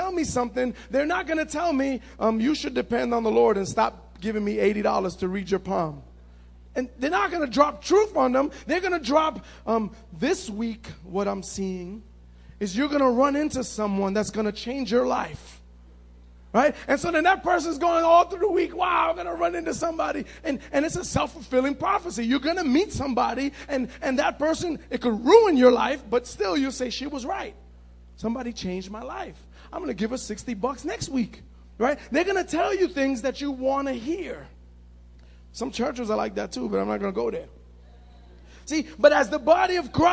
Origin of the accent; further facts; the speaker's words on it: New York City, New York, United States; I grew up in Manhattan on 80